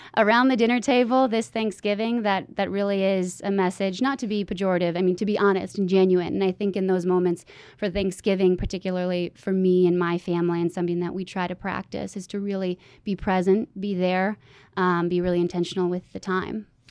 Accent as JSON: {"language": "English", "region": "Michigan", "country": "United States", "moved": "as an adult", "lives_now": "Washington, D.C., United States", "said": "I'm from Michigan, and it's a Midwest nice. Came out here to D.C. and got a little fight in me. Came back home"}